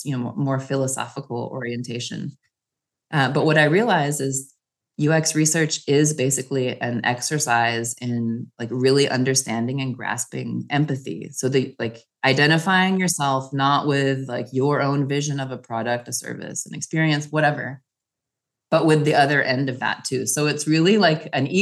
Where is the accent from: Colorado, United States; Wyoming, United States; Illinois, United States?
Wyoming, United States; moved away as an adult; also born or lived in Japan / Europe; now in Paris, France; growing up in Wyoming